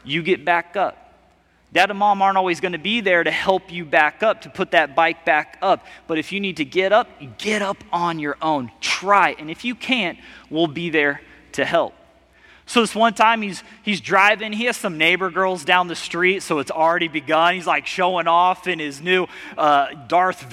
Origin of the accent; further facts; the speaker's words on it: Missouri, United States; moved away as an adult; also born or lived in Las Vegas, Nevada; I'm from Missouri, and then I moved to Las Vegas.